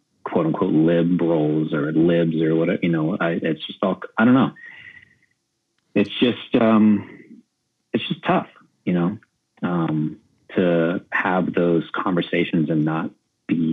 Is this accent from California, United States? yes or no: yes; San Diego, California, United States; I grew up in San Diego, a border kid crossing the border whenever